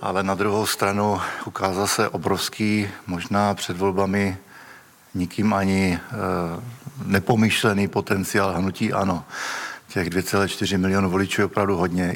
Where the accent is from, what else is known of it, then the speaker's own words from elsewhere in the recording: Moravia, Czechia; já teda pocházím z Moravy